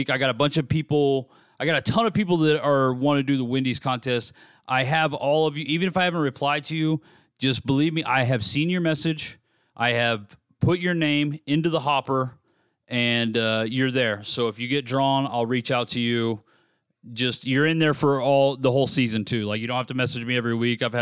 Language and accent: English; United States; I'm an American